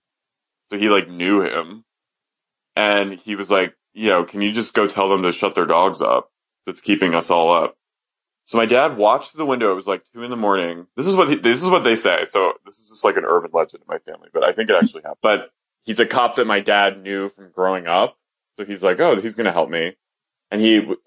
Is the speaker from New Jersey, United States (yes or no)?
yes; suburbs of Philadelphia, New Jersey, United States; I'm from like suburbs of Philly in South Jersey